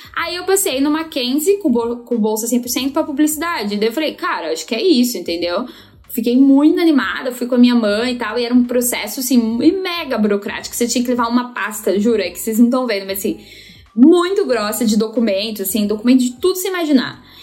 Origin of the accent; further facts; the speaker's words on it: São Paulo, Brazil; Eu vim da, da Zona Leste de São Paulo. Eu acredito que seja assim, o último bairro da Zona Leste, que é Itaim Paulista